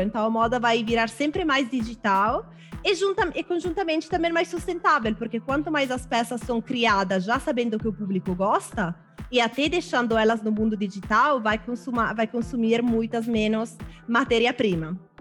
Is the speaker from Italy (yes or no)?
yes; Milan, Lombardy, Italy; Portuguese is a second language; moved away as an adult; now in Brazil